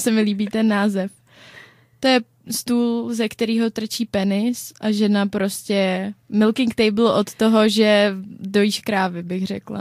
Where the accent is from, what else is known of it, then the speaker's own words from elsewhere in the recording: Czechia; my Češi